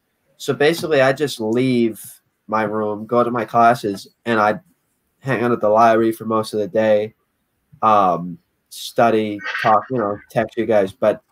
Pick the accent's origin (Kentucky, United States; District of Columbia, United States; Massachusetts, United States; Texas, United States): Massachusetts, United States; Saugus; I'm from Saugus